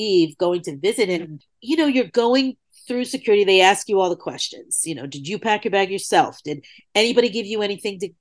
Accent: New York City, New York, United States; I grew up in New York City, you know, riding the subways in the late 70s, early 80s

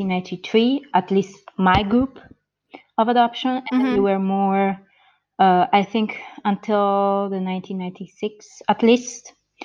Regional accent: near Turin, Piedmont, Italy; English is a second language; also born or lived in Georgia, United States; I'm an adoptee from the U.S. I was born in Georgia in the 1990 and adopted to an Italian family in Italy. So I grew up there in the northern side, west side, actually.

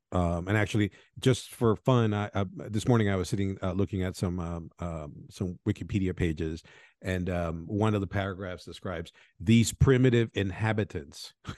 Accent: Venezuela; moved away; also born or lived in Colombia; I was born in Venezuela. I grew up in Colombia and Venezuela

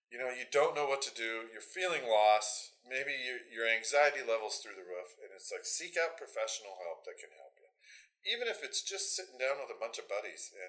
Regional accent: Lynden, Washington, United States; I grew up in Linden, so obviously I'm biased. Uh, but having lived there for so long and gone from a population, I think when I was younger, it was about 3,200 to now we're 15,000 something

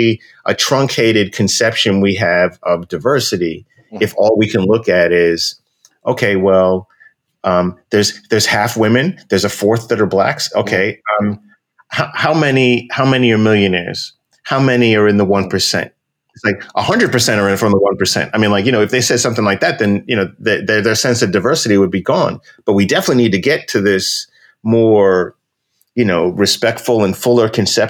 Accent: New York, United States; I'm a brother from New York.

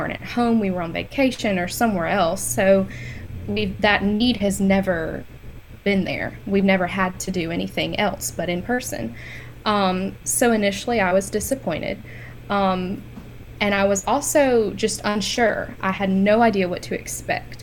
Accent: Madison, Mississippi, United States; I'm from Madison, Mississippi, and I came to MC in 2015 for my undergrad.

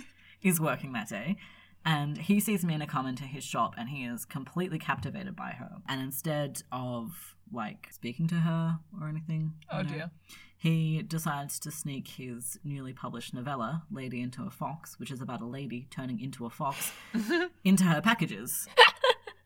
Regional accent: Australia; we're Australian

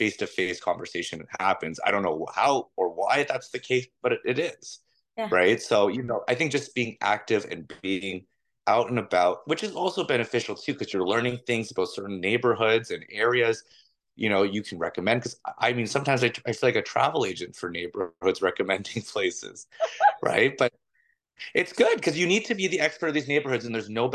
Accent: Toronto, Ontario, Canada; I'm from Toronto, so I know this city like the back of my hand. I went every form of school you possibly can imagine here.

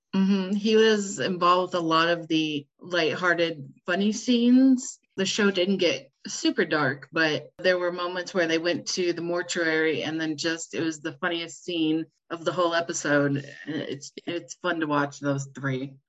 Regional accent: United States; I am from the United States, as you can tell by my lovely accent

